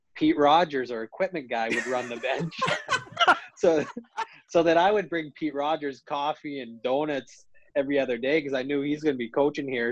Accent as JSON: {"language": "English", "town": "Calgary", "region": "Alberta", "country": "Canada", "tie": "born or raised there", "also_born_or_lived": "Rochester, New York", "moved": "yes", "said": "I was a kid from Calgary"}